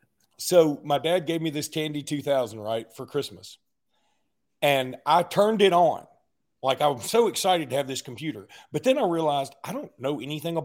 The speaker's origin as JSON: {"language": "English", "town": "Alexander City", "region": "Alabama", "country": "United States", "tie": "born or raised there", "said": "Ellic City, Alabama, my hometown"}